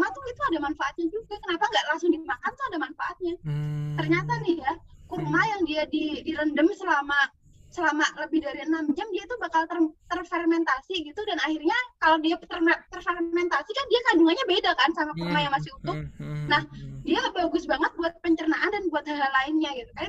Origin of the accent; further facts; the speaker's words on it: Java, Indonesia; Dari dulu kan di selain di Jawa, apalagi aku emang orang Jawa ya, pernah denger nggak kalau di Jawa tuh kadang ada poso muteh